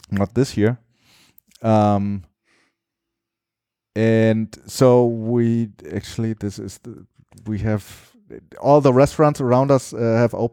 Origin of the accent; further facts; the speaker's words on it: Germany; now in Mexico City, Mexico; Catherine and I came from Germany, and then we